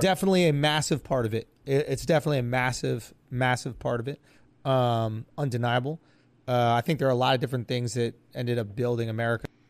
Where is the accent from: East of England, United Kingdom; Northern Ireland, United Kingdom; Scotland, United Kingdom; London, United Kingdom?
Scotland, United Kingdom; as a Scottish person